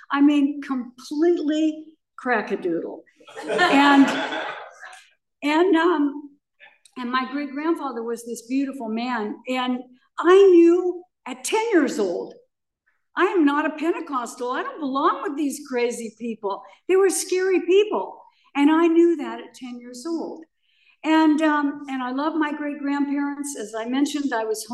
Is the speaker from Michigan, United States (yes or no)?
no; Pomona, California, United States; also born or lived in Akron, Ohio; I was born in Akron, Ohio, and I was raised by my great grandparents. I was born to a very, very young mother. And my great grandparents' parents were in the Civil War. So they were in their 80s when they took me. And they brought me in a little wicker basket to California. And we settled on a small chicken farm in Pomona, California